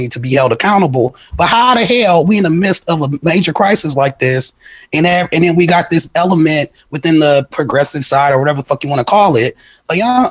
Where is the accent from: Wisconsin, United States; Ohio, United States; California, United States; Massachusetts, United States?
Wisconsin, United States; I'm from Wisconsin